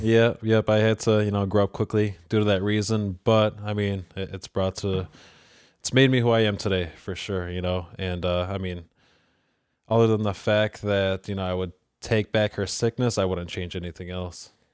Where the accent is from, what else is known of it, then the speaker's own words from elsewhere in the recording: Churchville, New York, United States; also born or lived in Rochester, New York (Avenue D); in third grade, we moved out to, to Churchville.